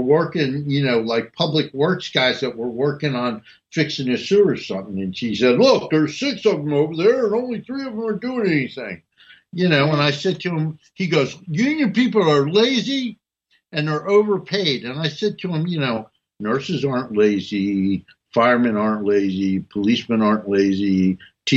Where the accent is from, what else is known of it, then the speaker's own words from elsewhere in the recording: North New Jersey, United States; I was raised in North New Jersey